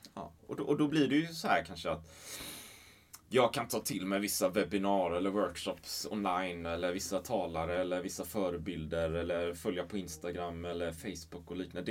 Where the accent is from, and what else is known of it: Sweden